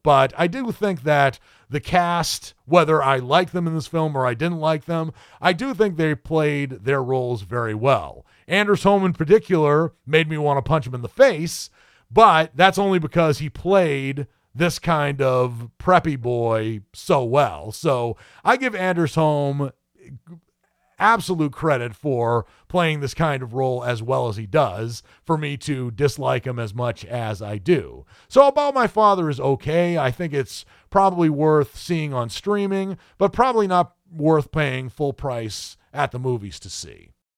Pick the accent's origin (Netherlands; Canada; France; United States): United States; New England; also born or lived in the South (US); now in US South; having been born and raised in New England